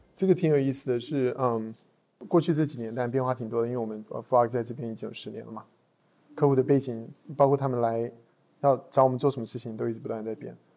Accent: Taiwan; accent: Taiwanese; also born or lived in United States / Boston / Los Angeles; now in Shanghai, China; 我是在台湾出生，然后在九八年的时候，啊，我们全家起，呃，移民到美国。然后在美国基本上就一直待着了，然后直到二零一一年的时候才来到的，才来到中国

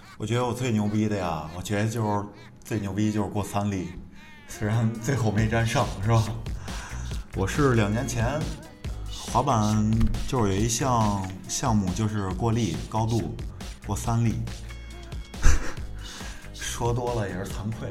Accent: Xingtai, Hebei, China; 也是咱们邢台的滑板业余摄影师和专业板混子

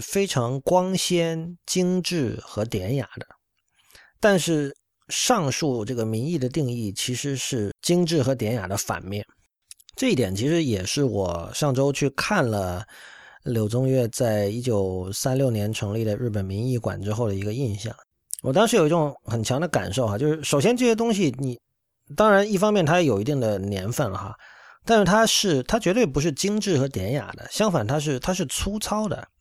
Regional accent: China; 我们身为中国人意味着什么

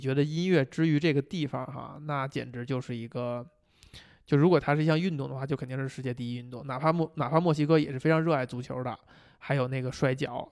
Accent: China; 我们中国人

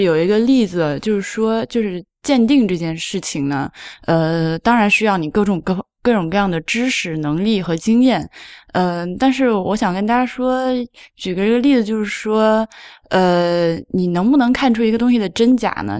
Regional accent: China; 我，中国人

